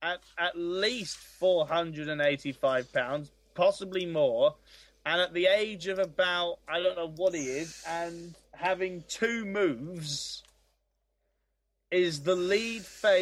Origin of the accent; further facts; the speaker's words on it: Scotland, United Kingdom; Yeah. I'm off because I'm Scottish.